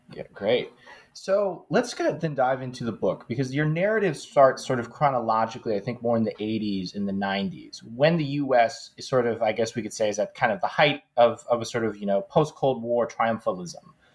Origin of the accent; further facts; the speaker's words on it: United States; as an American